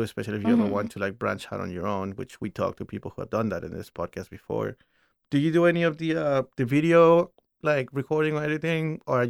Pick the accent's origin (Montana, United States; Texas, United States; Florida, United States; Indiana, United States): Texas, United States; Houston; Houston, Houston might be one of the best cities in the world. But I might be biased because I am from Houston, too.